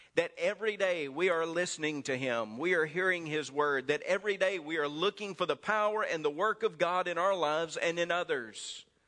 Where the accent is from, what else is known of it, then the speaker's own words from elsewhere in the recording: Mississippi, United States; accent: Mississippi; my Mississippi accent